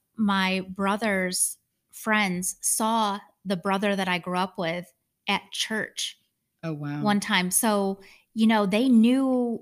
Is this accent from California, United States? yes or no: no; Michigan, United States; I grew up in Michigan.